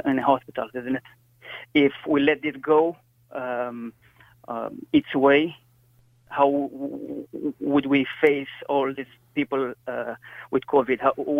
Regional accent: Romania; now in Ireland; I'm from Romania.

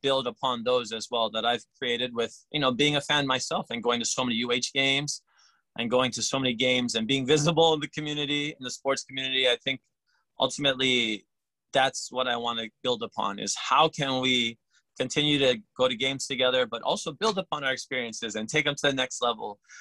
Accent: Hawaii, United States; I'm Hawaiian, I'm, I'm local. I went to Kamehameha, I played sports

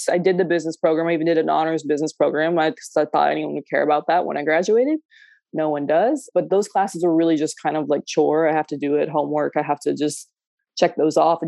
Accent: Podunk, Texas, United States; also born or lived in Los Angeles; now in Paris, France; I'm from Podunk, Texas

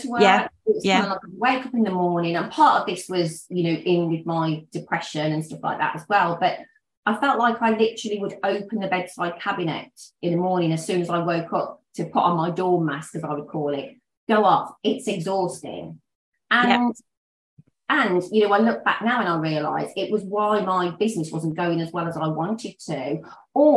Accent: Black Country, West Midlands, United Kingdom; moved away; also born or lived in Worcestershire; we're originally from the Black Country

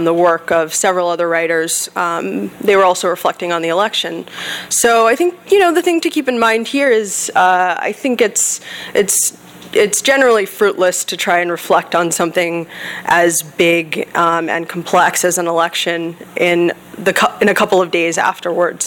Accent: a suburb of Philadelphia, Pennsylvania, United States; moved away; also born or lived in Los Angeles; I grew up in a suburb of Philadelphia

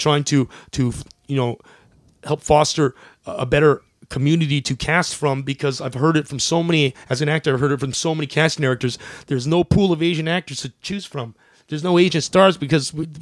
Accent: Canada; I'm Canadian

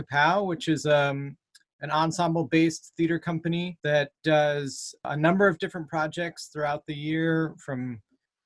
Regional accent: New Ipswich, New Hampshire, United States; also born or lived in Ohio / Massachusetts; now in Manchester, United States; I grew up in New Ipswich, New Hampshire, and went to school in Jaffrey.

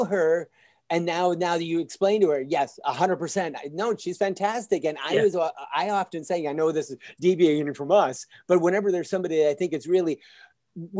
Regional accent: Michigan, United States; now in Los Angeles, United States; I come from a small town in Michigan.

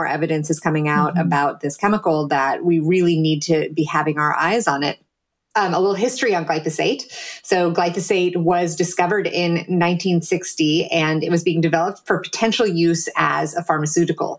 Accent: Silicon Valley, California, United States; I'm from Silicon Valley

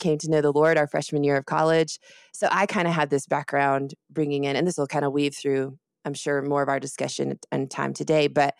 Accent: Austin, Texas, United States; So I was born in Austin, Texas. I'm actually a Texan. But I moved around all the time.

